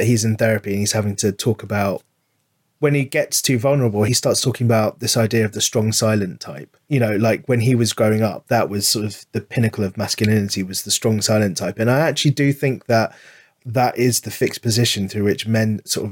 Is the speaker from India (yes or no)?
no; London, United Kingdom; I grew up in London